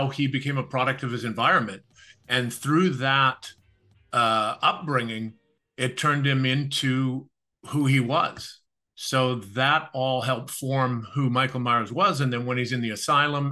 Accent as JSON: {"language": "English", "country": "Canada", "tie": "born or raised there", "said": "growing up in Canada, I was a tall, skinny kid"}